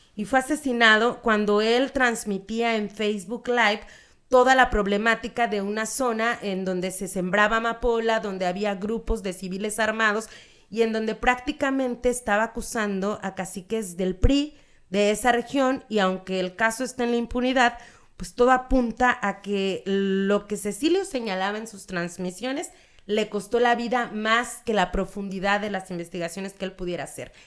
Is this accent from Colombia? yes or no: no; Mexico; siendo mexas